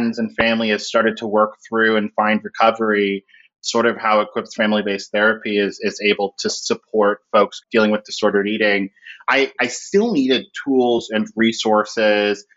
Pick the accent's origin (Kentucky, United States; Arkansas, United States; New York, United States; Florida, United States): Florida, United States; Orlando; I grew up in Orlando, Florida